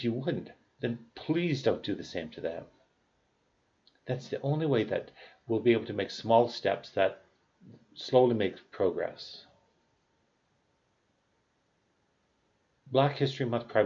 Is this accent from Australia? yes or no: no; Canada; I'm Canadian